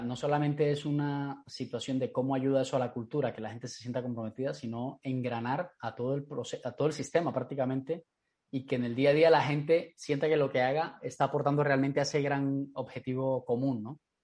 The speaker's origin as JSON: {"language": "Spanish", "country": "Colombia", "said": "colombiana de mi tierra"}